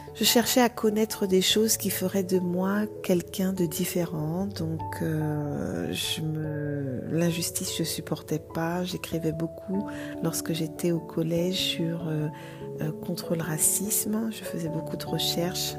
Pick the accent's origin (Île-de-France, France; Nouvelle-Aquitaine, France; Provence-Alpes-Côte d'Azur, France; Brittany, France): Île-de-France, France; Vigneux-sur-Seine; also born or lived in Martinique; j'ai grandi en France, en région parisienne, dans une ville qui s'appelle Vigneux-sur-Seine, dans le 91